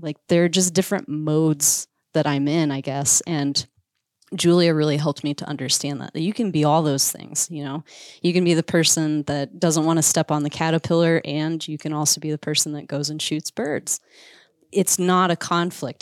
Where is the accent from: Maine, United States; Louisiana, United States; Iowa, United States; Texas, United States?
Iowa, United States; moved away as an adult; also born or lived in Missouri / Alaska; I grew up in Iowa.